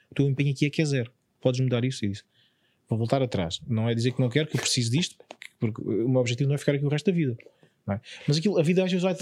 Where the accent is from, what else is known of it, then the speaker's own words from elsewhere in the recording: Évora, Alentejo, Portugal; Eu sou de Évora.